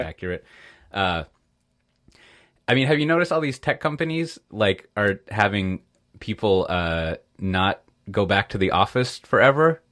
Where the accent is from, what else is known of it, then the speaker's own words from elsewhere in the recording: United States; moved away; as an American, an expat American